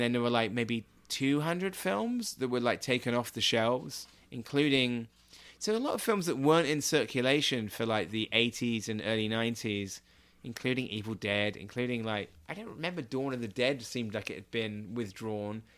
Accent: Swanage, South West England, United Kingdom; I grew up in Dorset in a town called Swanage

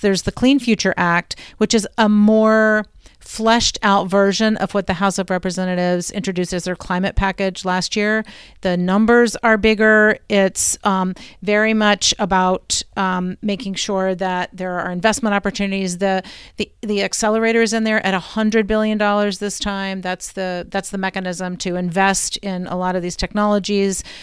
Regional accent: Blue Ridge, United States; I'm from the Blue Ridge

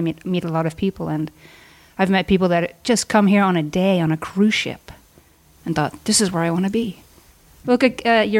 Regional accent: Halifax, Nova Scotia, Canada; moved away as an adult; also born or lived in Toronto, Canada; now in Mazatlan, Mexico; I grew up in Halifax, and I moved to Toronto when I was in my 20s and started working heavily in the music industry.

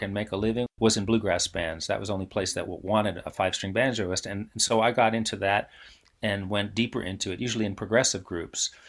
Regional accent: New York City, New York, United States; I grew up in New York City

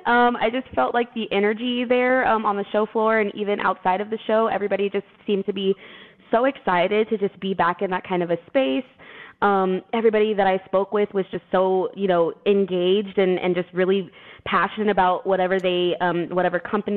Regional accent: Austin, Texas, United States; I'm from Austin, Texas, and we love our beers, we love our happy hours, we love our brunches.

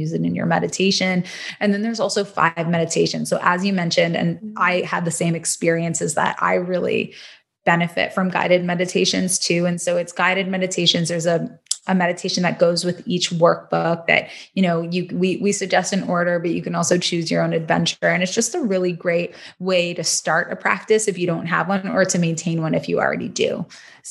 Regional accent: Canada; also born or lived in Toronto; now in Los Angeles, United States; Still repping that Canada, because I'm a Canadian girl at heart

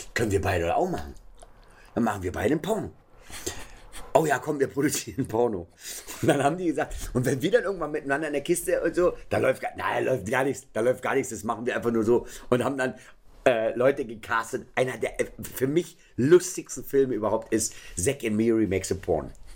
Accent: Berlin, Germany; Ich bin ja am Checkpoint Charlie groß geworden

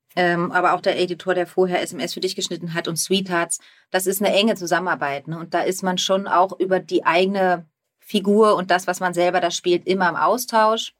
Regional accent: Germany; ich liebe meine Heimat sehr

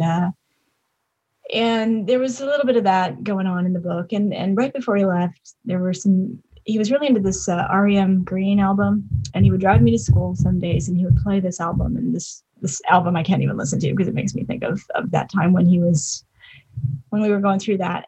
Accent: Highland Park, Illinois, United States; moved away as an adult; also born or lived in Wisconsin; now in Los Angeles, United States; I was from Highland Park, which is the about half an hour north of the city.

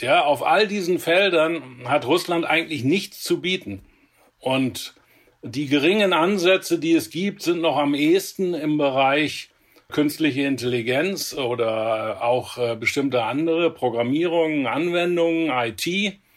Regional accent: Germany; hier bei uns in Deutschland

